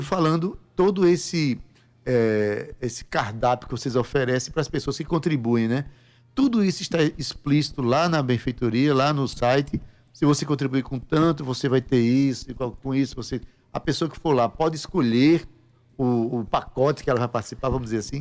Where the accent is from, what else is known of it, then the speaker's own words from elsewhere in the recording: Paraíba, Brazil; Onde a gente vai, a gente vai como paraibano